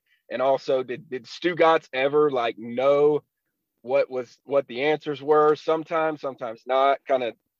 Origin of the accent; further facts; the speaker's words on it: South Carolina, United States; accent: Southern twang; I'm from South Carolina. Thank you. I appreciate it.